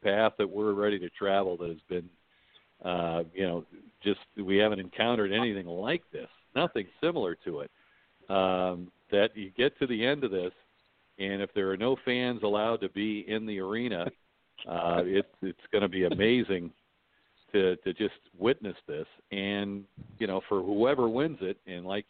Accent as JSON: {"language": "English", "town": "Dayton", "region": "Ohio", "country": "United States", "tie": "born or raised there", "also_born_or_lived": "Rochester, New York", "moved": "as an adult", "said": "I grew up in Dayton, Ohio, and stayed in state for college."}